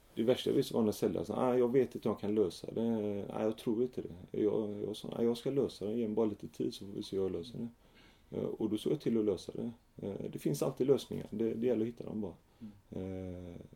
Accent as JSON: {"language": "Swedish", "town": "Gothenburg", "region": "Västra Götaland", "country": "Sweden", "tie": "born or raised there", "said": "jag växte upp i Fjällbrunn, ett litet villaområde i, Rannebergen"}